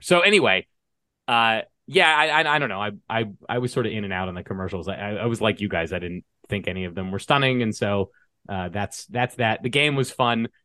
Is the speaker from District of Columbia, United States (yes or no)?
yes; Washington, District of Columbia, United States; moved away; also born or lived in Colorado; I grew up in the Washington, D C area